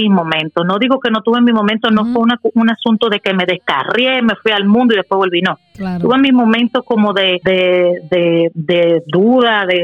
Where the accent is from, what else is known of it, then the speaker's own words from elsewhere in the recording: Dominican Republic; nacida de la, en la República Dominicana.